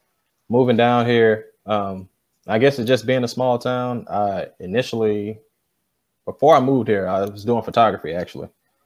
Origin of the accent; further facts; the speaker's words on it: Atlanta, Georgia, United States; moved away as an adult; now in Macon, United States; I'm originally from Atlanta, Georgia. Moved down here, got tricked into moving down here by my wife.